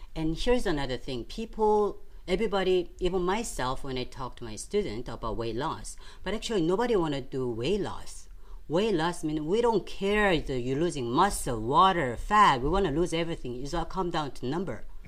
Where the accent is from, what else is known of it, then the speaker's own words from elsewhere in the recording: Seoul, South Korea; moved away; I grew up in South Korea in Seoul